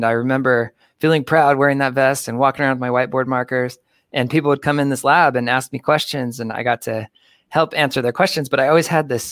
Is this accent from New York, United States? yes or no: no; suburb of Phoenix, Arizona, United States; moved away as an adult; also born or lived in Milwaukee, Wisconsin; moved back to my hometown. It's a suburb of Phoenix, Arizona